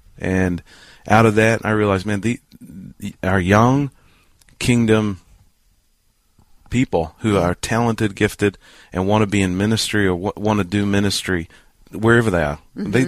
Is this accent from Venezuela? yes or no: no; New Zealand; born or raised there; moved away as an adult; also born or lived in Lima, New York / New York City; now in Lancaster, United States